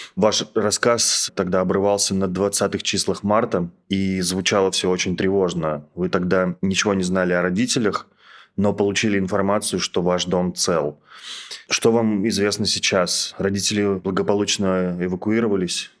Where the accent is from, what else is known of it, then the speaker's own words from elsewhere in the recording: Russia; я задаю этот вопрос как россиянин